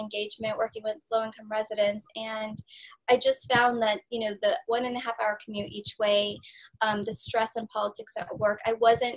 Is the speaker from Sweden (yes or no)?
no; India; now in United States; I'm from India